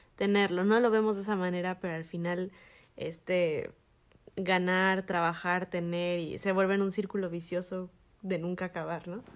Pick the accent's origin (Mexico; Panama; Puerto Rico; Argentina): Mexico; moved away as an adult; now in United States; nosotros como mexicanos